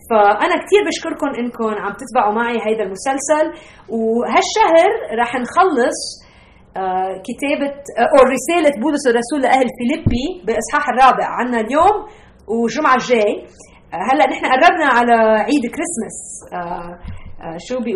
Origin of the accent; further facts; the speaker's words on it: Lebanon; now in United States; انا نقلت من لبنان ب 1987 على امريكا وصار عايشه هون هالسنين واكيد بالعائله بعدنا بنحكي عربي وبناكل اكل عربي وبنسافر على البلاد العربيه